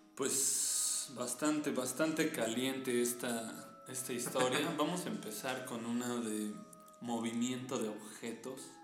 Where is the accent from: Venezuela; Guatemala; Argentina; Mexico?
Mexico; Nosotros que somos mexicanos